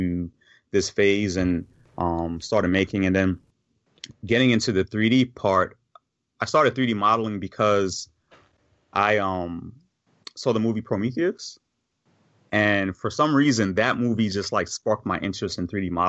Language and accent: English; New York, United States; now in Virginia, United States; growing up in New York in the area that I grew up